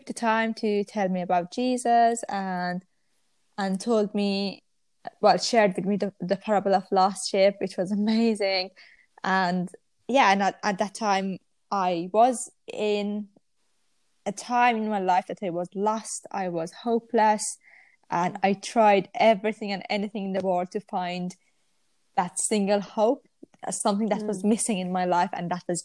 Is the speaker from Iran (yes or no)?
yes; Iran; now in Manchester, United Kingdom; I'm from Iran originally, but I live in Manchester.